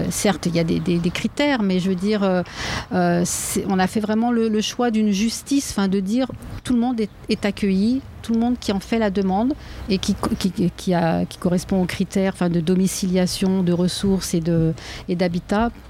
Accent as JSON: {"language": "French", "town": "Lyon", "region": "Auvergne-Rhône-Alpes", "country": "France", "said": "dire aussi qu'on est lyonnais."}